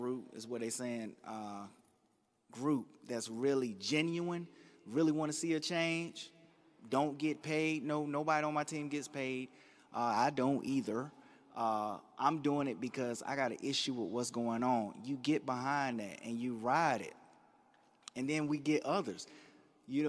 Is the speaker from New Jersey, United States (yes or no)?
no; Durham, North Carolina, United States; I'm from East Durham.